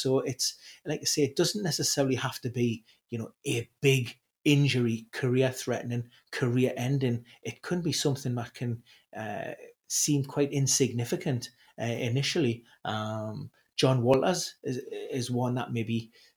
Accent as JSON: {"language": "English", "town": "Newcastle upon Tyne", "region": "North East England", "country": "United Kingdom", "said": "being a Geordie, being a Newcastle supporter"}